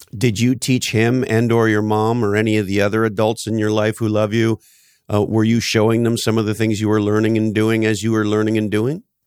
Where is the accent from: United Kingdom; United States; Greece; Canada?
Canada; moved away; I grew up in Canada